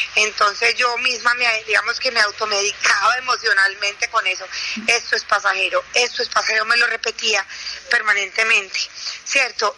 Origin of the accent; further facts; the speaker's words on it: Paisa, Antioquia, Colombia; yo soy la una afortunada última hija de una familia de ocho, de ocho hijos, como buenos paisas.